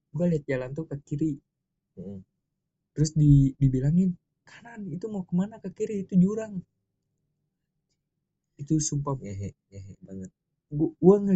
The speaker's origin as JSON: {"language": "Indonesian", "region": "Java", "country": "Indonesia", "said": "gue berhubung orang Jawa dan keluarga gue dan daerah kampung gue itu masih kental hal yang begitu"}